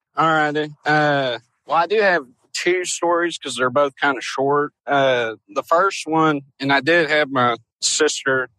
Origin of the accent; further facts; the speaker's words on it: Louisville, Kentucky, United States; I'm from Louisville